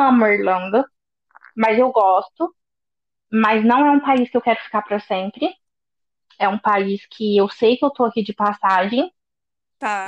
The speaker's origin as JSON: {"language": "Portuguese", "town": "Poços de Caldas", "region": "Minas Gerais", "country": "Brazil", "moved": "as an adult", "lives_now": "Dublin, Ireland", "said": "Eu sou do interior de Minas Gerais, uma cidade bem pequenininha que chama Poste Caldas"}